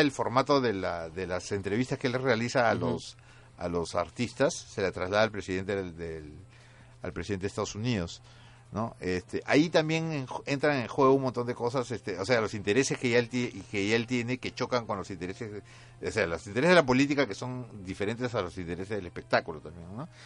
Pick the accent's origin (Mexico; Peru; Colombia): Peru; nosotros tenemos como tema recurrente los años del terrorismo, los años que marcaron a, la sociedad peruana